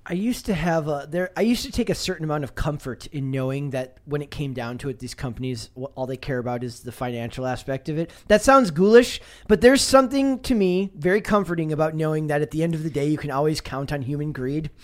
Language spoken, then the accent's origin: English; Midwest, United States; I grew up in the Midwest, uh, in the nineties